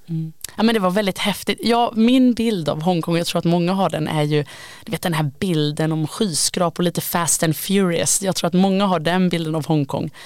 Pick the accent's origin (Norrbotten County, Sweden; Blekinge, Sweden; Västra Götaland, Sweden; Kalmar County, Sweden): Västra Götaland, Sweden; Gothenburg; Jag är ju göteborgare, kommer från en stad som är väldigt beroende av Kina